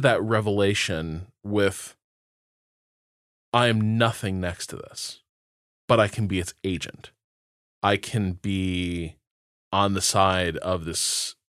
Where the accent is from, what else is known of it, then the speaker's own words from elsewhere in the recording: Indiana, United States; so I grew up in Northwest Indiana, and like in some ways a very sort of secular place, but also there's still pockets of like deeply religious people.